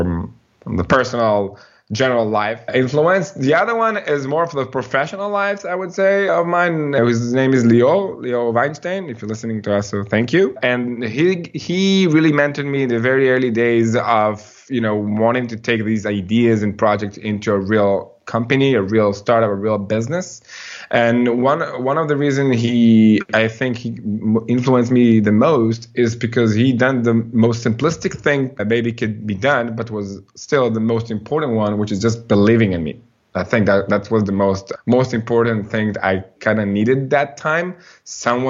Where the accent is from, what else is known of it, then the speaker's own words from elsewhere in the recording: Ra'anana, Central District, Israel; I grew up here in Israel in a city called Ra'anana.